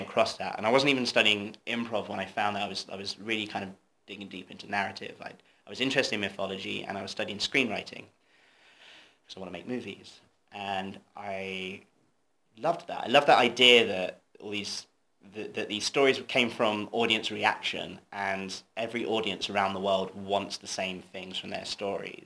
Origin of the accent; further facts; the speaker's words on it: Torquay, South West England, United Kingdom; I'm from Devon. I'm from Torquay, middle of nowhere.